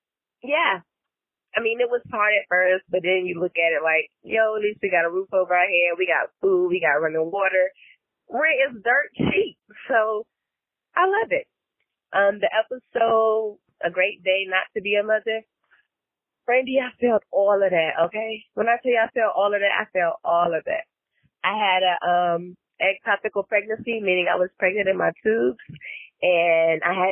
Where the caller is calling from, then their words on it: Greenville, South Carolina, United States; I'm calling from Greenville, South Carolina